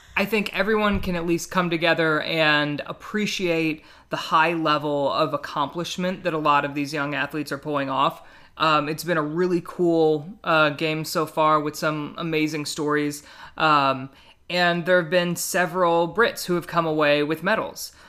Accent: Midwest, United States; I grew up in the Midwest

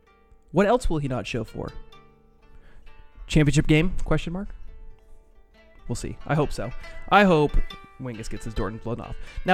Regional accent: East Coast, United States; now in Indianapolis, United States; I grew up on the East Coast, obviously, and I loved it.

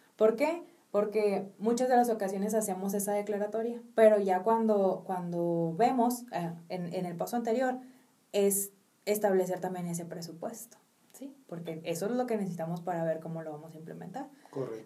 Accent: Mexico; nosotros como mexicanos

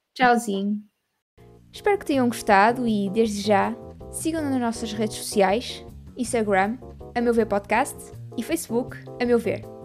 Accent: Portugal; eu sendo portuguesa

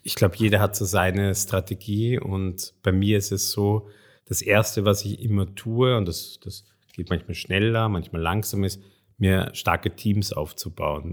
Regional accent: Vienna, Austria; moved away as an adult; also born or lived in Hungary; ich bin in Wien aufgewachsen, war in, in Wien in der französischen Schule, im Lycée

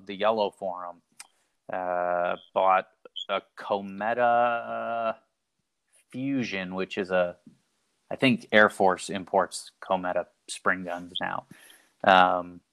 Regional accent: Illinois, United States; I grew up in Illinois, which not that far from Chicago, maybe a half hour or so

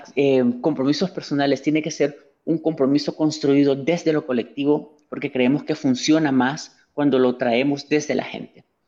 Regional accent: El Salvador; ciudadana salvadoreña

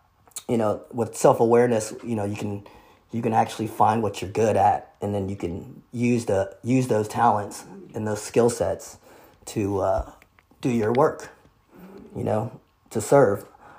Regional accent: Vietnam; born there; moved away; So anyways, I was born in Vietnam. Vietnam is a communist country.

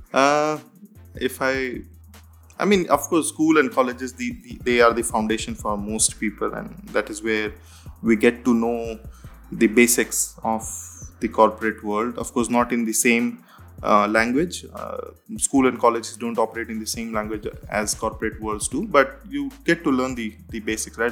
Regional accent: India; moved away; I come from India

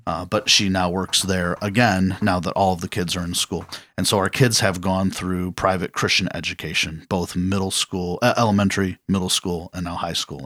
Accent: Cleveland, Ohio, United States; I grew up here in the Cleveland area, went to Parma City schools.

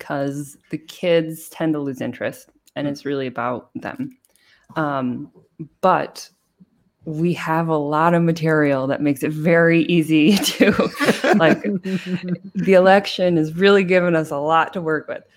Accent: United States; moved away as an adult; now in Germany; I'm an American

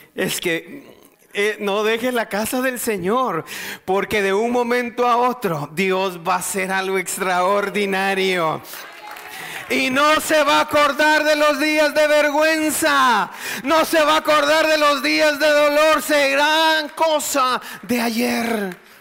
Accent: Guatemala; moved away; yo vengo de Guatemala, un país muy, muy violento

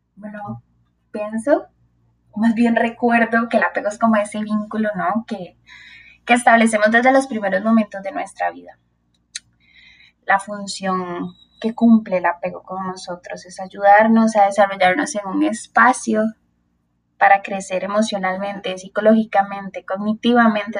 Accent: Tibás, San José, Costa Rica; yo soy de Tivas ¿verdad? Tivas antes era frío, así con neblina, y ahora es un lugar súper caliente.

